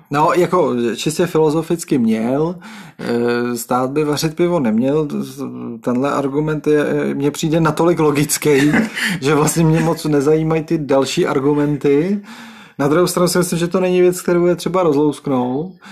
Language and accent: Czech; České Budějovice, South Bohemian Region, Czechia; also born or lived in Písek; jsem budějčák a na Budvar jsem koukal, eh, asi deset let svého života